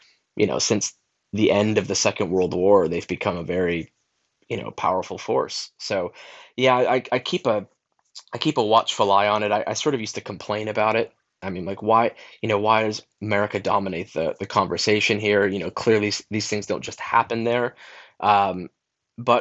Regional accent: United States; moved away as an adult; an American who's lived abroad a long time

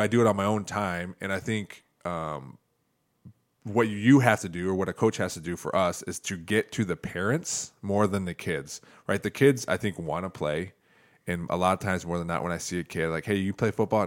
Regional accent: Toledo, Ohio, United States; also born or lived in Perrysburg, Ohio; where I grew up in Toledo

